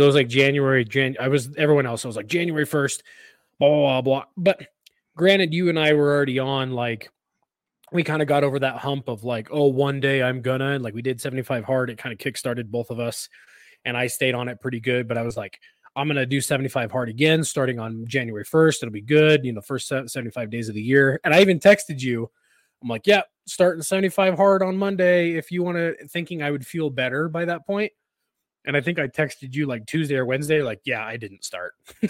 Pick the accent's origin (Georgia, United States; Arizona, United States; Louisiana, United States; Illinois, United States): Louisiana, United States; like I'm from Louisiana.